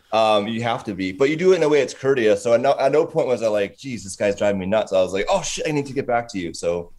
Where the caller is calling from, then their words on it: British Columbia, Canada; Yeah, so I'm in British Columbia. So we are Pacific Standard Time, same time zone as Los Angeles, which is thankful.